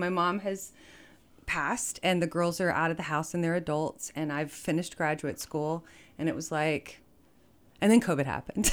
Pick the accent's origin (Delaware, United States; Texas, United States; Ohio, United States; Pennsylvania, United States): Texas, United States; Fort Worth; moved away as an adult; I was raised in Fort Worth